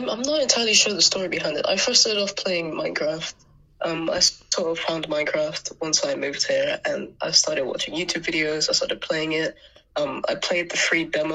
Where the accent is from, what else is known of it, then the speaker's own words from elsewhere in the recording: Anguilla; now in England; the overall island lifestyle was quite nice growing up in Angola